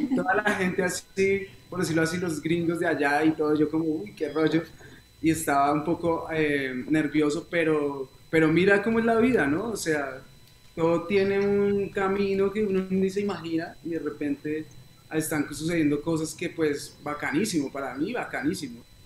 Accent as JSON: {"language": "Spanish", "town": "Neiva", "region": "Huila", "country": "Colombia", "tie": "born or raised there", "also_born_or_lived": "Bogotá / United States", "said": "yo nací en Bogotá, pero a los ocho años me fui a vivir a una ciudad que se llama Neiva, en, en un departamento"}